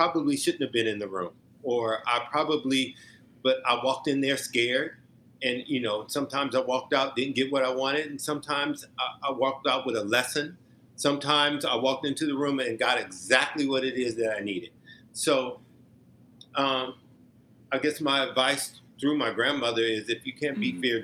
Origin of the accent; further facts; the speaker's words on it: Omaha, Nebraska, United States; moved away; I'm from Omaha, Nebraska